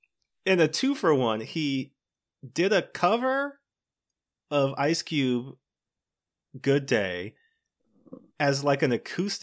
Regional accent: Maryland, United States; I'm from Maryland.

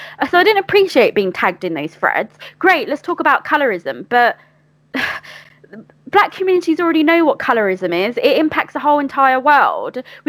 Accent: Bangladesh; I don't identify as Pakistani. I'm Bangladeshi.

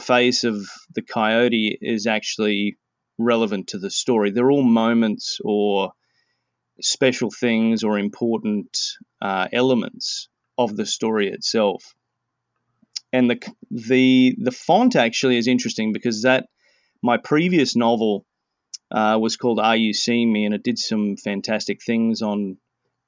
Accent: Australia; moved away as an adult; now in Vancouver, Canada; I was born in Australia and raised there, lived there for 37 years, and currently I'm in Vancouver and have been here for 11 years.

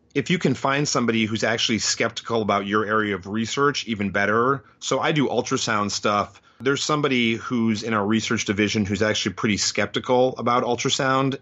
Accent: Chicago, Illinois, United States; moved away as an adult; also born or lived in New Haven, Connecticut; now in Detroit, United States; I grew up in the Chicago area

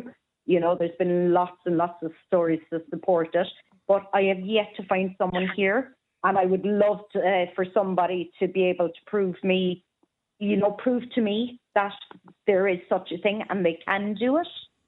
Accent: Cork, County Cork, Ireland; I'm from Cork, boy.

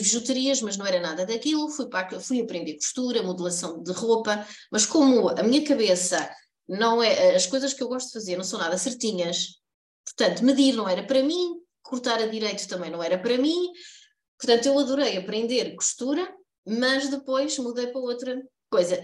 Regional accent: Coimbra, Centro, Portugal; eu sou de Coimbra e a minha infância foi toda passada na Baixa

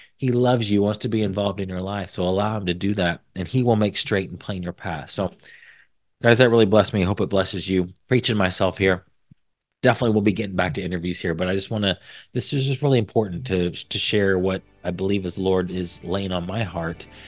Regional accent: Indiana, United States; I was from Indiana

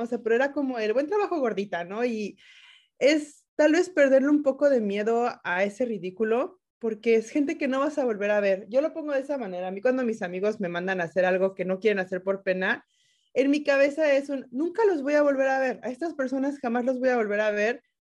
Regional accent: Mexico; moved away as an adult; now in Washington, United States; En México, por lo menos, yo soy mexicana

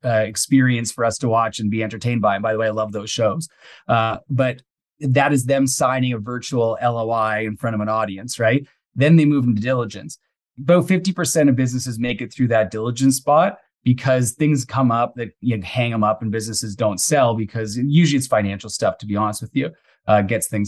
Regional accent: Mississauga, Ontario, Canada; now in British Columbia, Canada; I grew up outside of Toronto. So I grew up in Mississauga

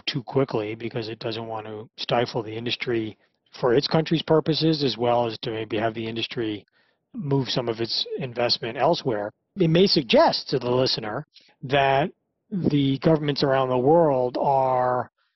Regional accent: United States; the U.S., my home country.

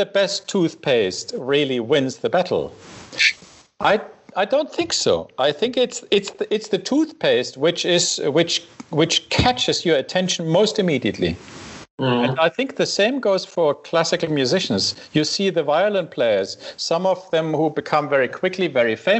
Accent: Saxony, Germany; moved away; I came from Saxony, and you know the Dresden

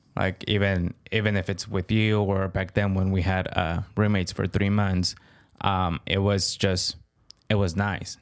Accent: California, United States; I am Californian

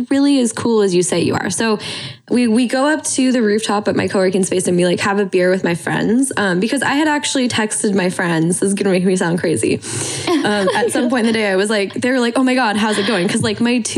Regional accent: Montana, United States; growing up in Montana, I mean, my dad is like works with his hands.

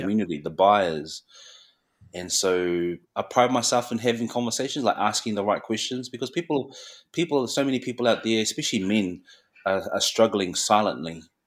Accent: Christchurch, Canterbury, New Zealand; also born or lived in Mangere, South Auckland; growing up in Christchurch, predominantly, it's predominantly Pakeha

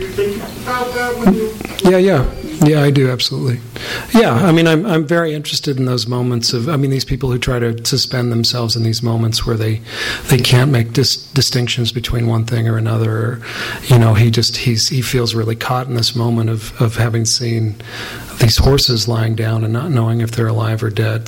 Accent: the West, United States; growing up in the West

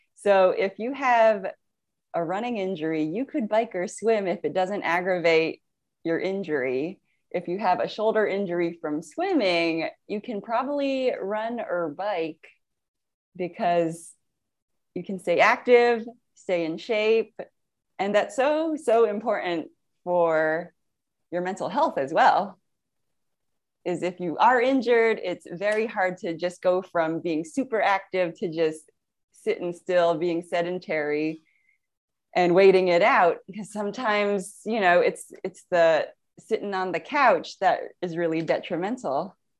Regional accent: San Francisco Bay Area, California, United States; I grew up in the San Francisco Bay Area

